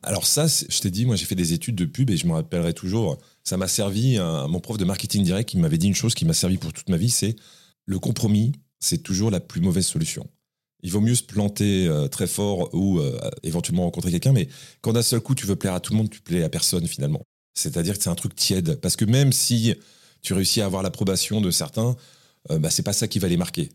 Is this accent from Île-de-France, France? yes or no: yes; Morangis, Île-de-France, France; also born or lived in Paris (15th arrondissement); j'ai grandi dans l'Essonne dans une petite ville euh, pas très active, euh, une ville pavillonnaire, une ville un peu dortoir, qui s'appelle Morangis